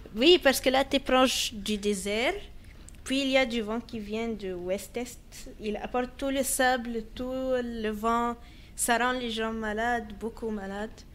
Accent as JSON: {"language": "French", "town": "Alexandria", "region": "Alexandria Governorate", "country": "Egypt", "moved": "yes", "lives_now": "Canada", "said": "je viens d'Alexandrie, c'est plutôt sur la ah, mer Méditerranée."}